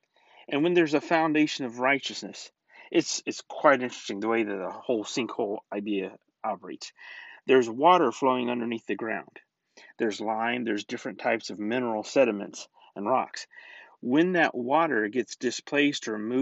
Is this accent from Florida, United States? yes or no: yes; Florida, United States; I grew up in Florida